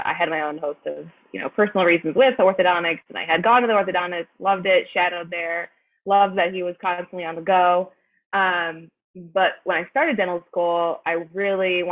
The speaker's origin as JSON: {"language": "English", "town": "Rochester", "region": "New York", "country": "United States", "also_born_or_lived": "Buffalo, New York / Nashville, Tennessee", "moved": "as an adult", "lives_now": "New York City, United States", "said": "I am originally from Rochester, New York."}